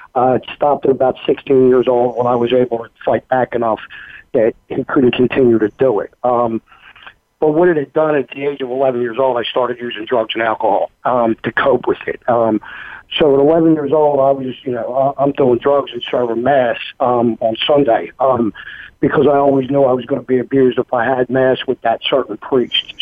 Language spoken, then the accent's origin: English; Philadelphia, Pennsylvania, United States; moved away as an adult; now in Knoxville, United States; I grew up in Philadelphia, Pennsylvania, very Irish Catholic neighborhood